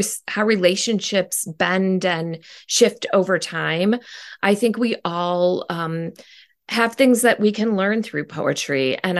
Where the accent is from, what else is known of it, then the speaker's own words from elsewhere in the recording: Detroit, Michigan, United States; Yeah, well, I grew up mostly in Detroit